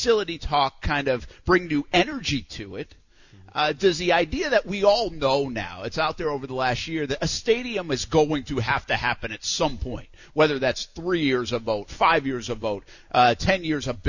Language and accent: English; Providence, Rhode Island, United States; now in Jacksonville, United States; I always refer to my hometown because that's what I know. I mean, that's Providence